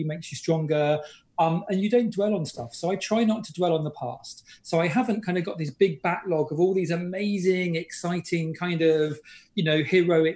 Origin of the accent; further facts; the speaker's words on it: British / Englishman, England, United Kingdom; I'm British